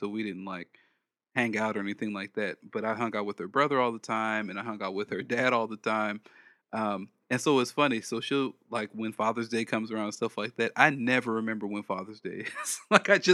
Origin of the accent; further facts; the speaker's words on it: Los Angeles, California, United States; moved away; also born or lived in the South (US); I'm from South Central.